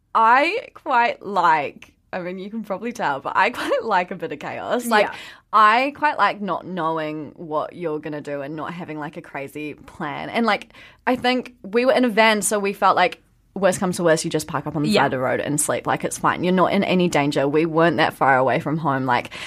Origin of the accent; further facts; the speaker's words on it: New Zealand; where are you from? And you'd be like, New Zealand.